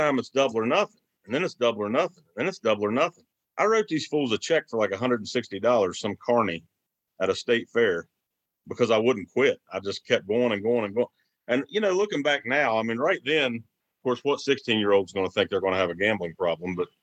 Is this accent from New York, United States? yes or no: no; outside Beckley, Southern West Virginia, United States; I'm from West Virginia, Southern West Virginia here, a small town, small community outside of Beckley, West Virginia. I born and raised